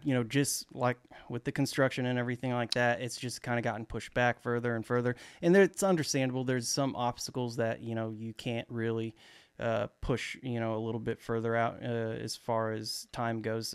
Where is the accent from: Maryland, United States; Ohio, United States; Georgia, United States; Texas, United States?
Texas, United States; Dallas; I'm actually from Dallas, uh, Texas, to be specific, you know, the great state of Texas.